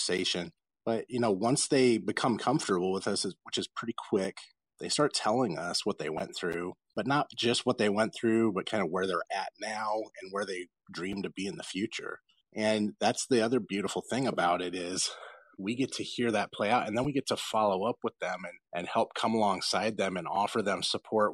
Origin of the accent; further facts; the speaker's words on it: Los Angeles, California, United States; I grew up in South Central Los Angeles in gang neighborhoods